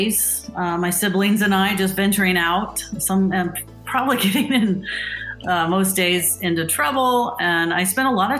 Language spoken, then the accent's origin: English; Indianapolis, Indiana, United States; I grew up here in Indy in a Catholic community and attended Catholic schools for 8 years